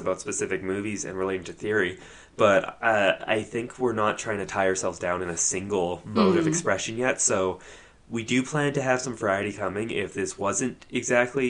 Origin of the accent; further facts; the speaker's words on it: England, United Kingdom; moved away; Growing up in England